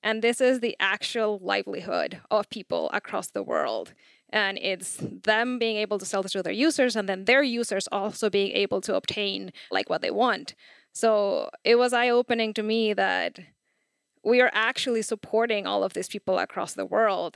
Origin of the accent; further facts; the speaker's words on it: Chile; I'm from Chile.